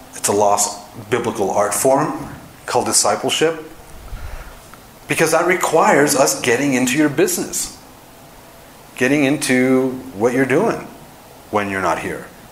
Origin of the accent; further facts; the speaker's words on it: Los Angeles, California, United States; moved away as an adult; also born or lived in Dallas, Texas; now in Park City, United States; I'm from Los Angeles, but I just spent 18 years in Dallas